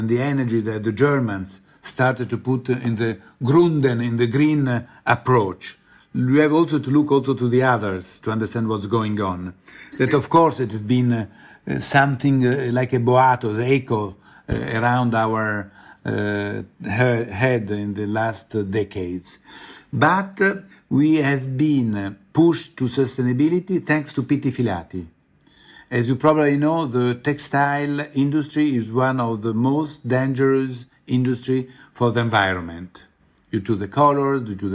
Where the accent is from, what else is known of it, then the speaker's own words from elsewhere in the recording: Rome, Lazio, Italy; I'm from Rome